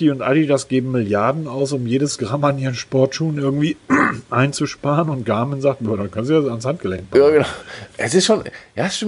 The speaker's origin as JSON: {"language": "German", "region": "Hamburg", "country": "Germany", "said": "Ich komme aus Hamburg."}